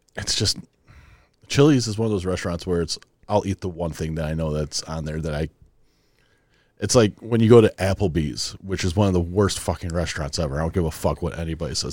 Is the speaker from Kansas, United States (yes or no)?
no; Wisconsin, United States; we're, we're two idiots from Wisconsin